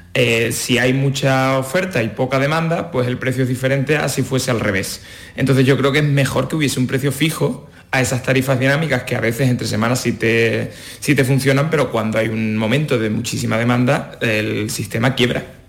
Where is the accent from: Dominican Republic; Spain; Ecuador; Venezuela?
Spain; Cádiz, Andalusia; now in Madrid, Spain; yo que soy de Cádiz